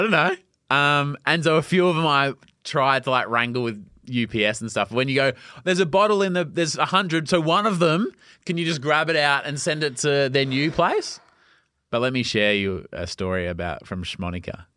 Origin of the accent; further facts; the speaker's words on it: Melbourne, Victoria, Australia; I grew up in Lark, suburban Melbourne.